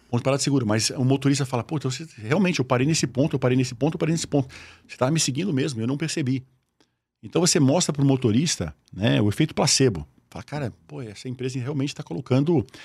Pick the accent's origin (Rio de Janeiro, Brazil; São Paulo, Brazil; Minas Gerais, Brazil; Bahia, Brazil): São Paulo, Brazil; Osasco; eu sou de Osasco